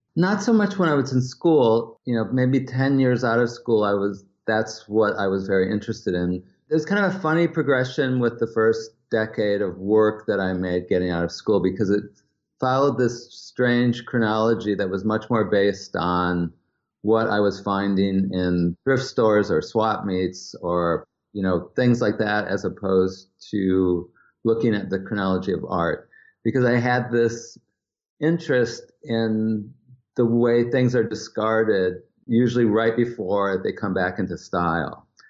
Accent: Wisconsin, United States; growing up in Wisconsin

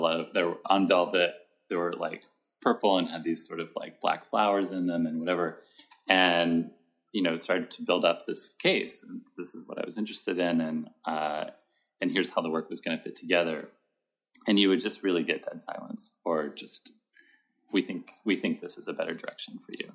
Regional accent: Fort Worth, Texas, United States; now in New York, United States; I'm from Fort Worth, Texas.

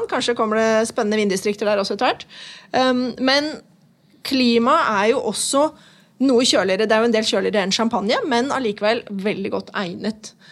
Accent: Nesodden, Akershus, Norway; Jeg vil også presisere at jeg er også fra Nesodden.

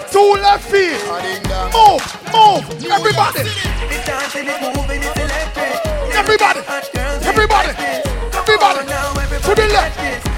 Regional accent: Kingston, Jamaica; I am from Kingston, Jamaica

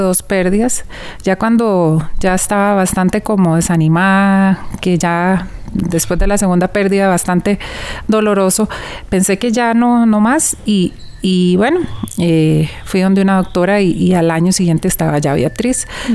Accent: Costa Rica; soy de Costa Rica

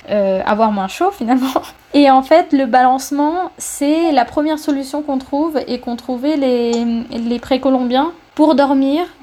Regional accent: France; Il faut, en fait, en tant que Français, on va à Cuba, on se dit ah la chaleur, c'est génial

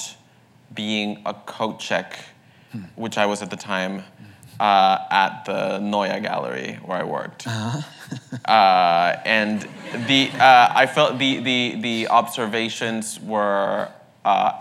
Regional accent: El Salvador; now in New York, United States; growing up in El Salvador

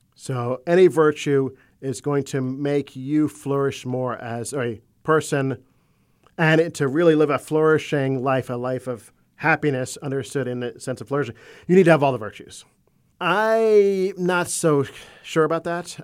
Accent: Florida, United States; also born or lived in Maryland; I was born in Maryland on the eastern shore of the Chesapeake Bay, but I grew up in Florida.

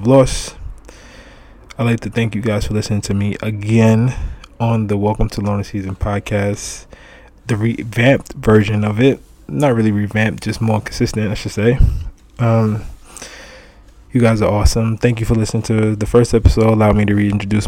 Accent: New York City, New York, United States; I'm from Brooklyn

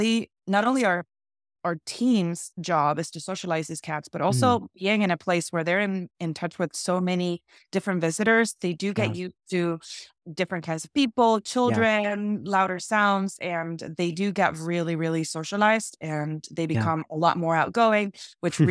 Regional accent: Argentina; moved away as an adult; now in Santa Barbara, United States; When I moved here to the United States, I'm actually from Argentina. I moved here from Argentina

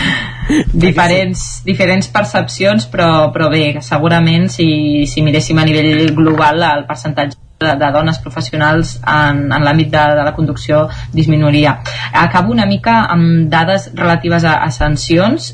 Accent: Caldes de Montbui, Catalonia, Spain; sóc de Caldes de Montbui

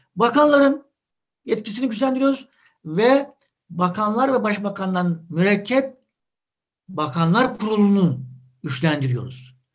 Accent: Adapazarı, Sakarya, Turkey; Yani bizim e, Adapazarı'nda evimizi kime sorsanız şurada şu sokakta derler.

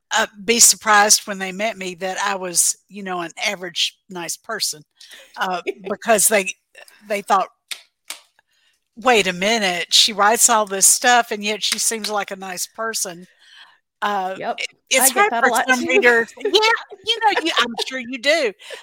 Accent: Mississippi, United States; now in Texas, United States; I'm originally from Mississippi. I grew up in the Mississippi Delta, and I've never lived anywhere but the South.

